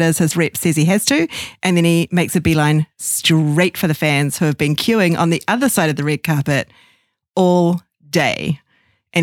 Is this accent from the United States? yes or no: no; New Zealand; accent: New Zealand; my New Zealand accent